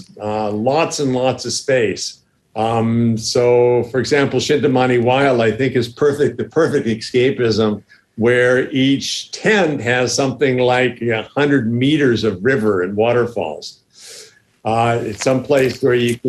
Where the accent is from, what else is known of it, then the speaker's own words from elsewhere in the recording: United States; moved away as an adult; now in Thailand; Being American